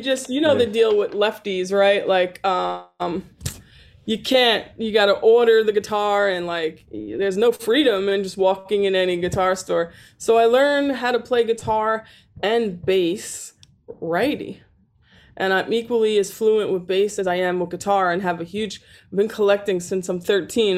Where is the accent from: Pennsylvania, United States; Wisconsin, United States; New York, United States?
New York, United States; I'm born and raised in New York